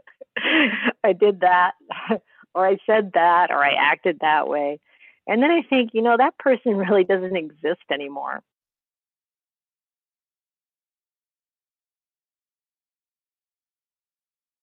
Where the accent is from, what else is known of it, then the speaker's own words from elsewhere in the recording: Midwest, United States; moved away as an adult; also born or lived in England; an American growing up in the Midwest